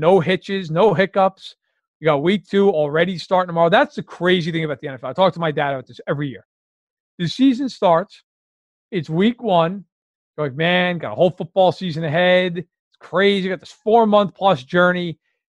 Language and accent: English; New York, United States; I grew up in New York.